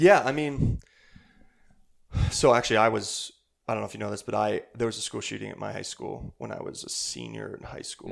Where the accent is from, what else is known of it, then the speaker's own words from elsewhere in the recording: Bailey, Colorado, United States; also born or lived in Hastings, Nebraska / Denver, Colorado; grew up here in Colorado, small, small mountain town, uh, Bailey, Colorado